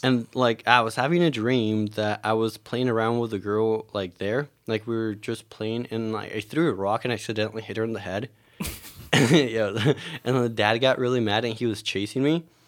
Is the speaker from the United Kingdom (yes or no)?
no; Mexico; moved away; growing up in Mexico